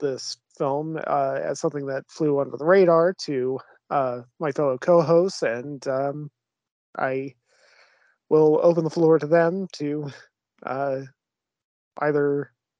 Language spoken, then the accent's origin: English; United States; I'm an idiot American